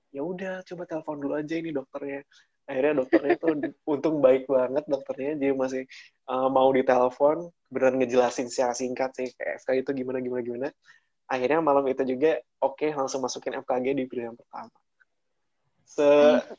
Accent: Purwakarta, West Java, Indonesia; berasal dari Purwakarta yang hmm. akhirnya mengambil apa dia uh, waktu itu dari mulai dari kecil dari sekolah SD SMP SMA semua di Purwakarta

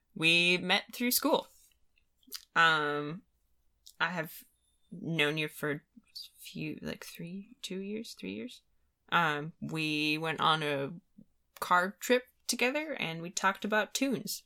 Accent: Midwest, United States; I'm from the Midwest.

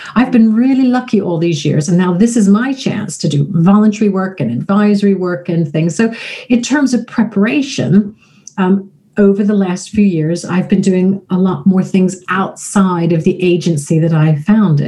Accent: United States; also born or lived in Florida; now in United Kingdom; I am American

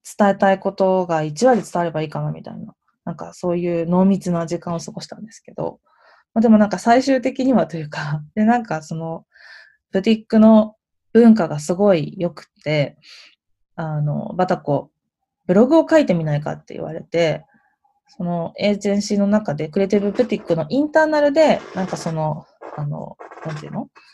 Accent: Japan; moved away as an adult; also born or lived in New York

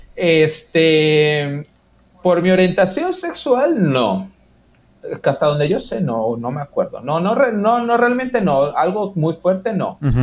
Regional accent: Quintana Roo, Mexico; soy de Quintana Roo

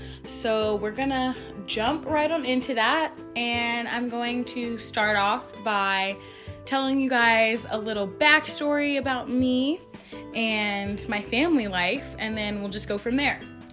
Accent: Georgia, United States; now in Utah, United States; And I completely forgot to say that I am from Georgia. I live in the suburbs, like 40 minutes from Atlanta.

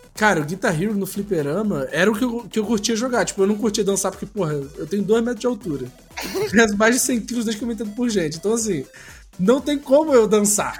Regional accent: Brazil; nós como brasileiros

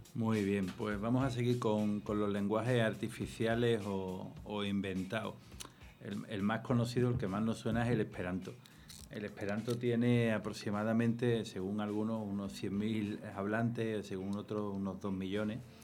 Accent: Andalusia, Spain; Soy andaluz

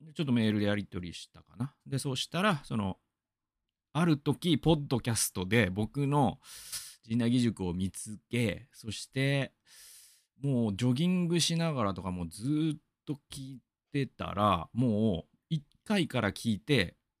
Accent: Gamagori, Aichi, Japan; 僕が出身なのは蒲郡

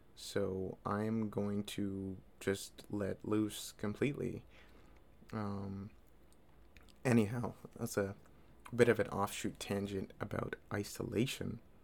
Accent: Toronto, Ontario, Canada; I'm from Toronto

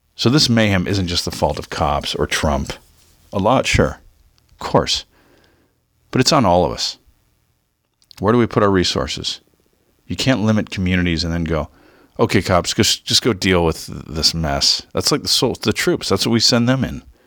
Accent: Southern California, United States; Growing up in Southern Cal

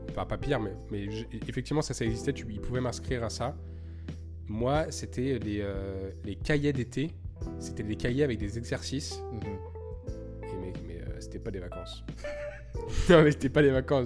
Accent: Lyon, Auvergne-Rhône-Alpes, France; now in Montreal, Canada; j'ai grandi à Lyon

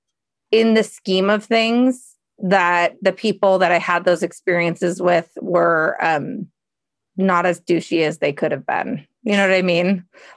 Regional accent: Seattle, Washington, United States; I'm from Seattle

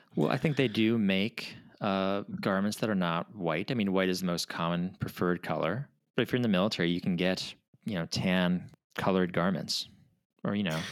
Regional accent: Minnesota, United States; I'm from Minnesota

